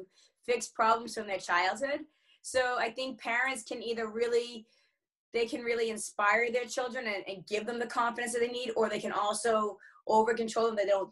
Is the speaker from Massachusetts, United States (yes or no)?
yes; Boston, Massachusetts, United States; I grew up in the Boston area in Massachusetts in America